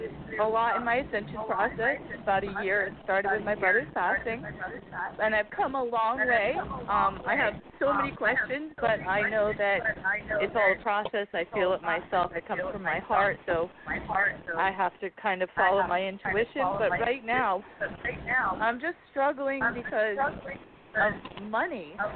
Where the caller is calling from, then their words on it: San Diego, California, United States; from San Diego.